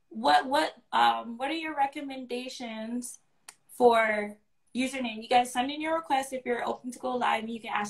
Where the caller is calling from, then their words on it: Maryland, United States; I'm from Maryland and I heard about you through my um cousin.